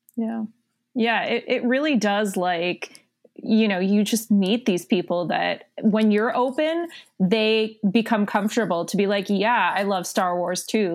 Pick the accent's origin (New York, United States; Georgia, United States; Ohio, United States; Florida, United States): Florida, United States; South; moved away as an adult; now in Connecticut, United States; I'm originally from South Florida.